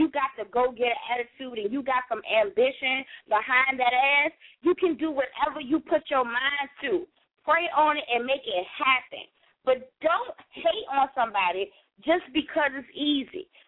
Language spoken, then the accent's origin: English; New York, United States; now in Virginia, United States; I've been here for quite some time, but I, I I'm from New York, so it's like I rep Virginia harder than I rep New York